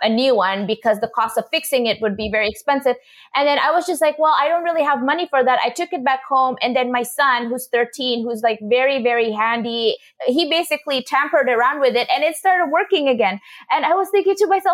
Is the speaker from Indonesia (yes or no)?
yes; Indonesia; moved away; I come from Indonesia, a culture, you know, traditionally where we would have people like vendors coming, you know, in front of our house, and they would fix shoes